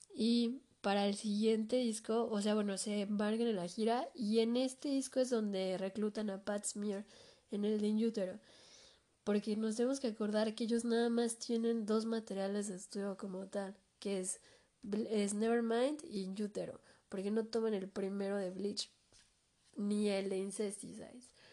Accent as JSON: {"language": "Spanish", "country": "Mexico", "said": "aquí en mi país"}